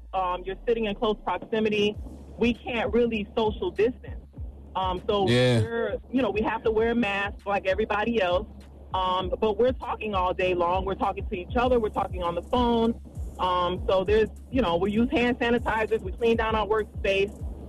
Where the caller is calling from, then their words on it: Florida, United States; I'm calling from South Florida.